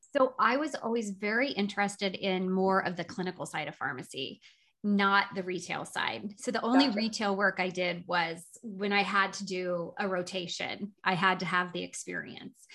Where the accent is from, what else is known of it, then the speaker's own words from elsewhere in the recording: Southern Illinois, United States; now in Doylestown, United States; I grew up in Southern Illinois in a little teeny tiny town of about 3,000 people that was a farming community.